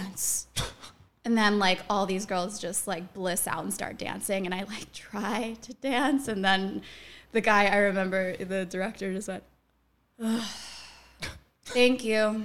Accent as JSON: {"language": "English", "region": "New Jersey", "country": "United States", "said": "I'm from New Jersey"}